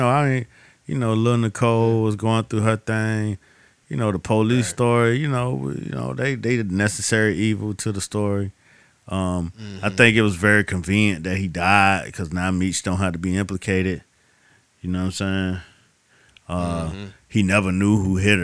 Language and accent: English; Miami, Florida, United States; I'm from Miami.